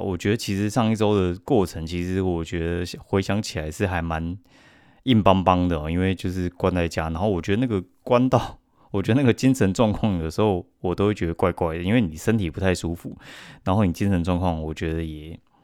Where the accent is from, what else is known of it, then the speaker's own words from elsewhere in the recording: Kaohsiung, Taiwan; 我就是高雄人嘛，然后台南其实，因为我们亲戚有在台南